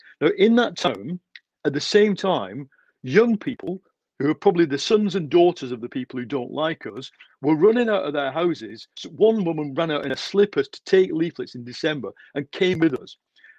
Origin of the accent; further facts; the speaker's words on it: Leigh, North West England, United Kingdom; in Lee, my hometown.